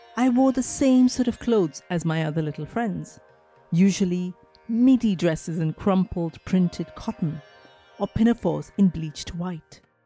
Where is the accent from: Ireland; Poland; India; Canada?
India; moved away; growing up in India meant that I was always part of South Asian culture and communities. It's only now, when I live in the West